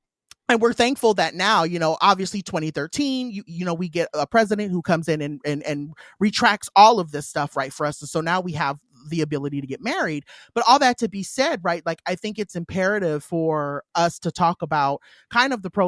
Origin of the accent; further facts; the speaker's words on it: Riverside County, California, United States; also born or lived in San Bernardino County; I grew up predominantly in the Riverside County area, right? And I went to school in San Bernardino County.